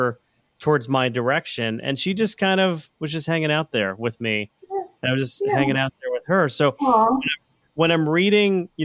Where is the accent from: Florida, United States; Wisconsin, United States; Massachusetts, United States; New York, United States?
Florida, United States; Plantation; moved away; I grew up in Florida. I grew up in Plantation, Florida, and which is just west of Fort Lauderdale. So I was born there in the 70s